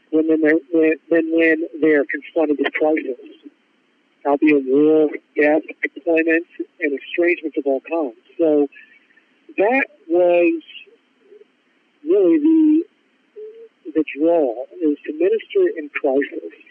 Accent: Ohio, United States; moved away; Sure. Yeah, so I'm originally from Ohio

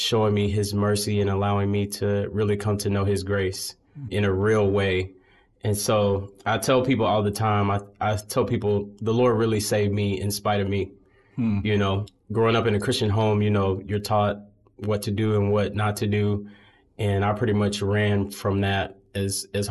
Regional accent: Birmingham, Alabama, United States; here in Birmingham. I grew up in Sardis Baptist Church, a historic church here in the city

